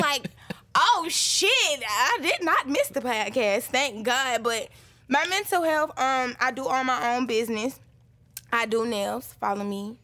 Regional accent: Atlanta, Georgia, United States; born and raised on the east side, I am from Boulder Crest

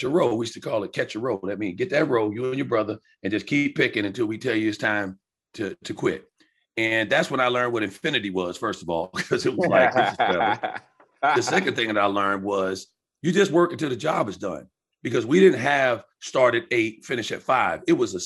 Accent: Riverhead, New York, United States; moved away as an adult; also born or lived in the South (summers); I grew up on Long Island with my aunt instead of my biological mom.

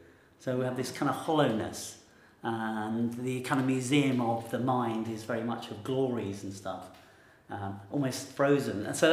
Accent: India; I might not be very defensive being Indian with my parents because I'm frustrated with them because they're so bound to this land they don't live in anymore.

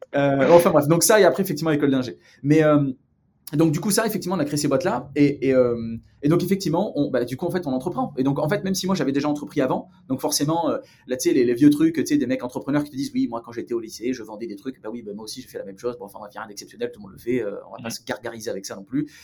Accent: Provence-Alpes-Côte d'Azur, France; moved away as an adult; now in Los Angeles, United States; je viens du sud de la France, une petite ville euh, qui s'appelle carillon qui est pas très loin de, entre Marseille et Aix-en-Provence.

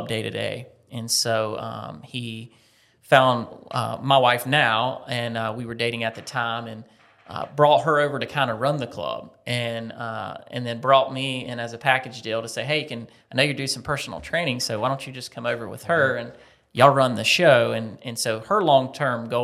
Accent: Lancaster, South Carolina, United States; moved away as an adult; now in Columbia, United States; I grew up in Lancaster, South Carolina, okay. About 60 miles north.

